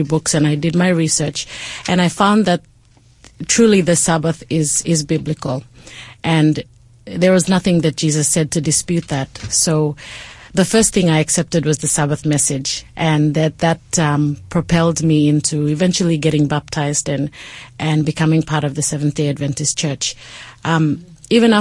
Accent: Port Moresby, National Capital District, Papua New Guinea; So I was raised in Papua New Guinea, in Port Moresby, where I spent most of my life

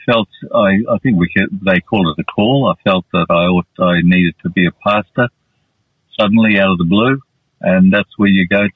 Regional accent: Western Australia, Australia; moved away as an adult; also born or lived in Thailand; I had all my schooling in West Australia in three different cities, three different towns.

